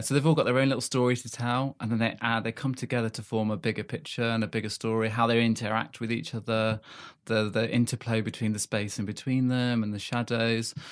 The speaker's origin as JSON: {"language": "English", "country": "South Africa", "tie": "born or raised there", "also_born_or_lived": "Manchester", "moved": "yes", "lives_now": "United Kingdom", "said": "I grew up in South Africa, um, came back to the U K in ninety-three."}